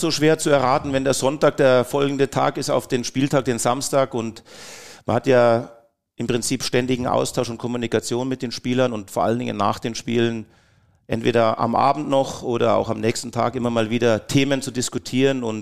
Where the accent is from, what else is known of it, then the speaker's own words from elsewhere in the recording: Saxony, Germany; Ich als gebürtiger Sachse